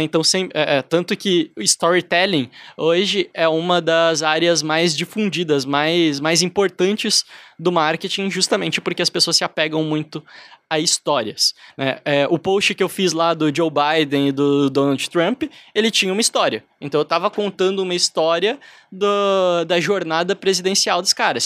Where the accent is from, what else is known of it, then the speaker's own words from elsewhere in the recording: Brazil; me identificava como brasileiro